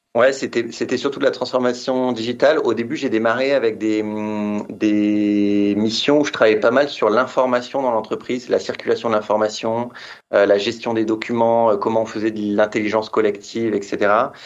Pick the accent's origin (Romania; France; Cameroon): France; Metz, Grand Est; moved away as an adult; also born or lived in Reims; now in Paris, France; je suis né dans l'Est à Metz